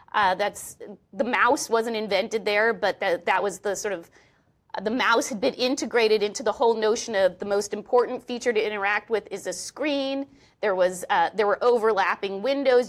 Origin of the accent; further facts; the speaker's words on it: Oklahoma, United States; moved away; I grew up in Oklahoma